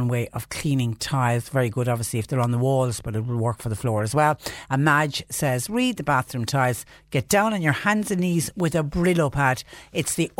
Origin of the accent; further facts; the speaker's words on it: Clonmel, Munster, Ireland; I'm from Clonmel